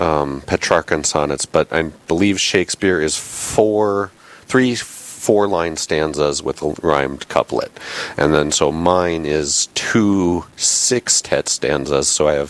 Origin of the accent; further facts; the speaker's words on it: Bismarck, North Dakota, United States; also born or lived in Fargo; Born and raised here in Bismarck. Went to school in Fargo.